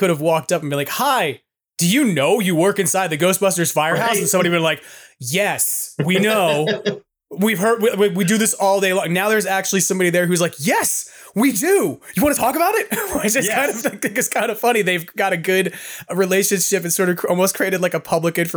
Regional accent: Long Island, New York, United States; moved away as an adult; also born or lived in New Jersey / Poughkeepsie, New York; I grew up on Long Island

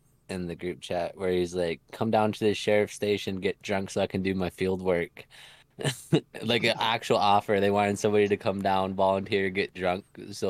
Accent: Fargo, North Dakota, United States; I'm not even from Big Lake. I'm from Fargo.

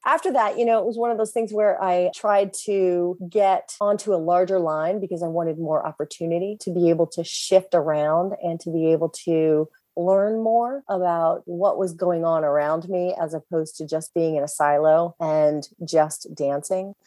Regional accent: Virginia Beach, Virginia, United States; I grew up in Virginia Beach, Virginia

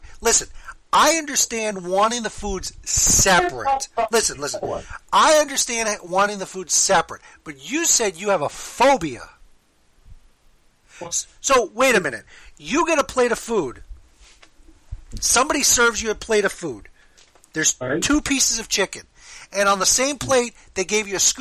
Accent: Miami, Florida, United States; Miami, where I was born and raised

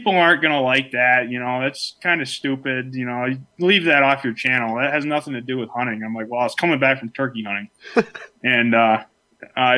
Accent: Clymer, New York, United States; I was born and raised in Chautauqua County, which the town I was actually grew up in is Clymer, which is as far, you know, southwestern New York as you can get

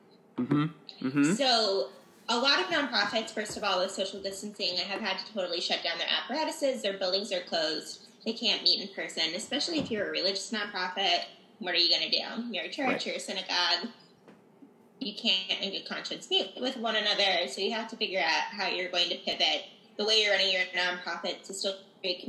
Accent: Chicago, Illinois, United States; also born or lived in Florida; now in St. Louis, United States; I was born in Chicago.

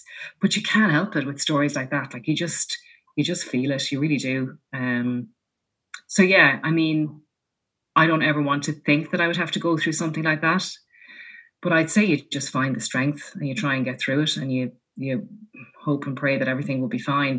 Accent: Leinster, Ireland; my husband is from Leitrim, I'm from Leash, and he grew up like that and I grew up like that.

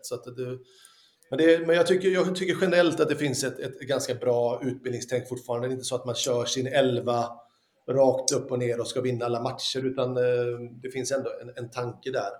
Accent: Lysekil, Västra Götaland, Sweden; also born or lived in Italy; när jag var ung hemma i Lysekil.

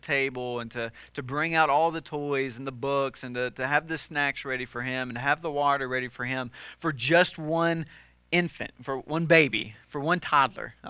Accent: the South, United States; when I was growing up in the South

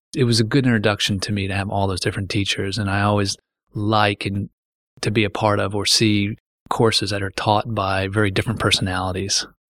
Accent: Frederick, Maryland, United States; So I've watched the old farms and, and, and fields I grew up playing in turn into the, these lawns

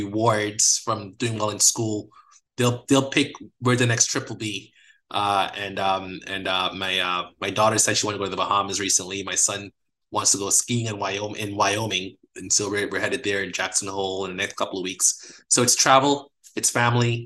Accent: Guyana; moved away; I'm from a developing country. I'm from Guyana, under-resourced healthcare system, a lot of poverty

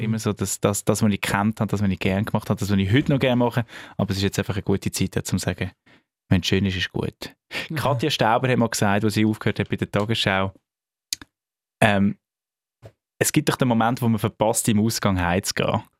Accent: Zug, Switzerland; Radio Sunshine, das ist äh, der Zentralschweizer Sender, wo ich aufgewachsen bin, in Zug

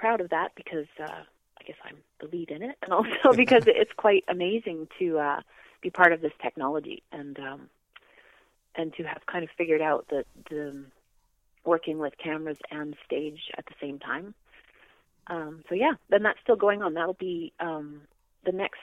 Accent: Canada; I'm from Canada

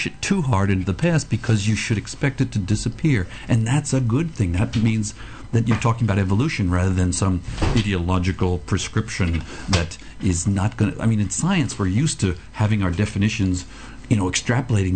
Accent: United States; now in Australia; I was born in the States

